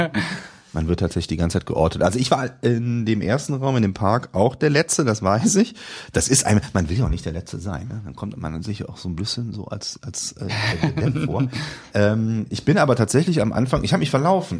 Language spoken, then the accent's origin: German; Rhineland, Germany; accent: Rhinelandic; wir zwei auch schon als Rheinländer geoutet